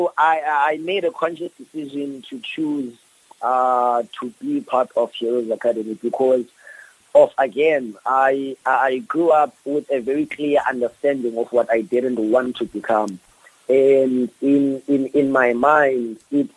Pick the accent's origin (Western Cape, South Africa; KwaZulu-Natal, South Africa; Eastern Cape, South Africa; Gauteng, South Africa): Western Cape, South Africa; Cape Town; I grew up in Philippi. I grew up between Philippi and Nyanga, which are very high crime areas